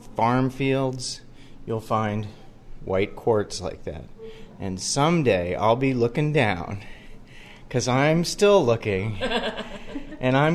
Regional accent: Gaithersburg, Maryland, United States; Yeah, I grew up in the Gaithersburg area.

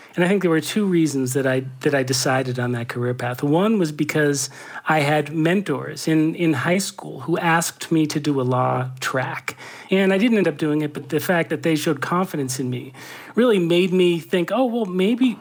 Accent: Brookline, Massachusetts, United States; also born or lived in Boston; I grew up in Brookline, Massachusetts. I was born in Boston.

